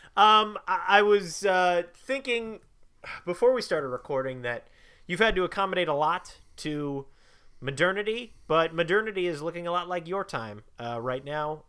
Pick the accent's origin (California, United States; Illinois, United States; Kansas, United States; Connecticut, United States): Illinois, United States; Chicago; also born or lived in Bloomington, Illinois; I'm from Chicago